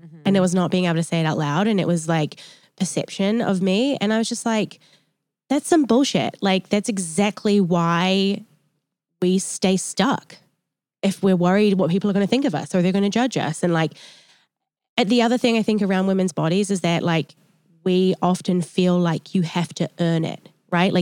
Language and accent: English; New Zealand; now in United States; I'm from New Zealand and like I was really raised in quite like a holistic way. And then I came to America